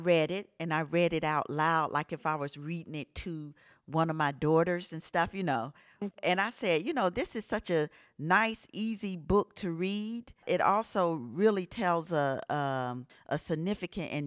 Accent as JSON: {"language": "English", "town": "Atlanta", "region": "Georgia", "country": "United States", "tie": "born or raised there", "said": "I grew up in Atlanta"}